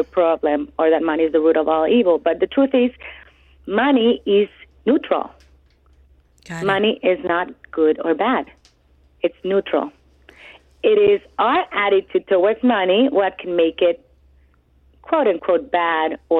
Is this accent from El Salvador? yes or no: yes; El Salvador; moved away as an adult; now in United States; I grew up in El Salvador